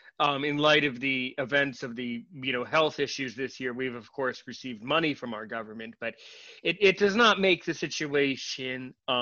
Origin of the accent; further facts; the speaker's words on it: United States; I'm American.